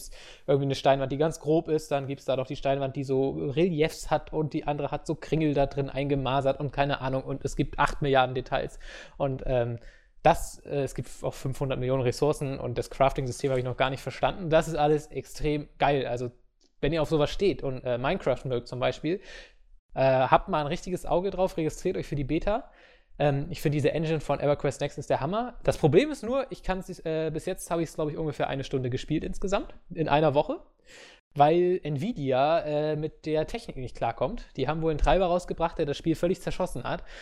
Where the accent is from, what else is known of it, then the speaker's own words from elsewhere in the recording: Baden-Württemberg, Germany; Ich bin Schwabe, mir hört aus Prinzip eh keiner zu.